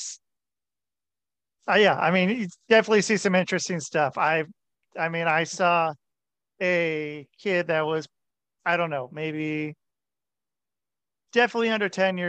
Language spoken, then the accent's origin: English; Portland, Oregon, United States; I'm from Portland, Oregon